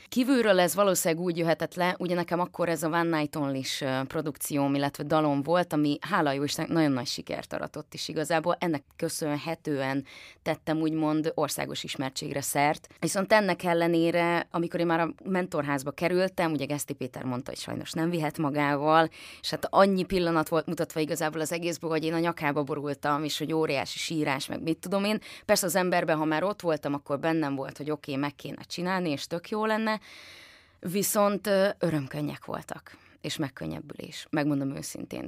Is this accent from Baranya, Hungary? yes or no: no; Nyírmada, Szabolcs-Szatmár-Bereg, Hungary; én nyírmadai vagyok